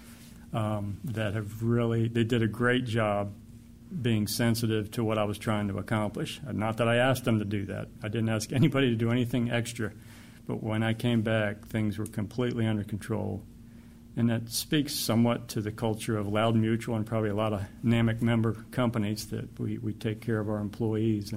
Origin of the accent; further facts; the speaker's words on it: Maryland, United States; also born or lived in West Virginia; I grew up in Maryland and lived in West Virginia for a time.